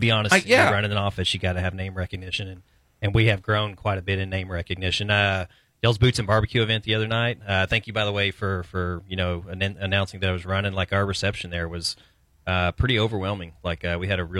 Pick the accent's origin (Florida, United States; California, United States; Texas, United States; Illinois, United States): Texas, United States; Brady; I grew up in Brady. We raised them in Brady